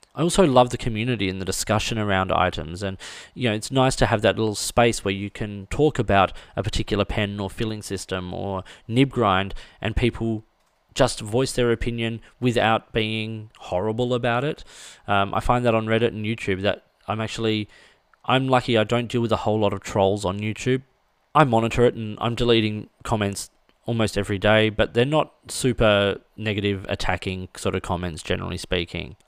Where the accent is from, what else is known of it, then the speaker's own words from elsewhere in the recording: Australia; as an Australian, as a left-handed Australian